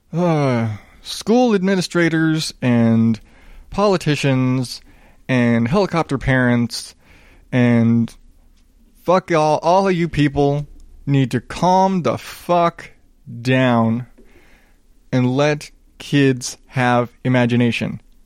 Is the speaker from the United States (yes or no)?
yes; the South, United States; I grew up in the South